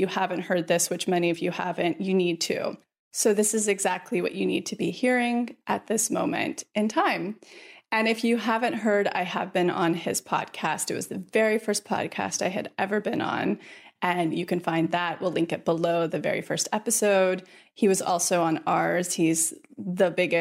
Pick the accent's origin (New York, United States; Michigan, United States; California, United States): California, United States; Mariposa; we just bought a retreat house up in Mariposa, which is right outside of Yosemite. It's my hometown.